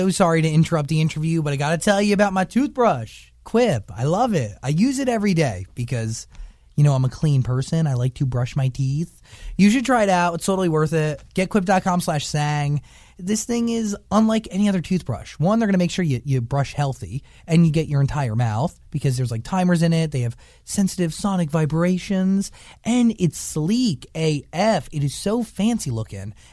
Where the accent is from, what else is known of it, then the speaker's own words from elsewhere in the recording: United Kingdom; We're just British yeah.